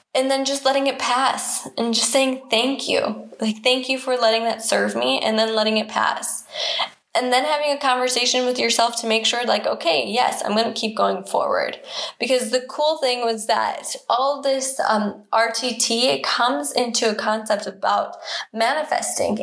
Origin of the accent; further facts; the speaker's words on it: United States; I'm American